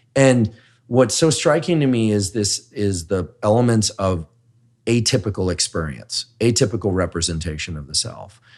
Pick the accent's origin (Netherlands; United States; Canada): United States; Bay Area, California; I'm from the Bay Area